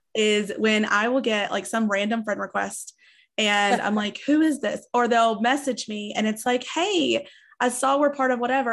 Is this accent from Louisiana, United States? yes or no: no; East Tennessee, United States; also born or lived in Nashville, Tennessee; I'm in Nashville, but I grew up in East Tennessee where it's kind of rural, like, low income.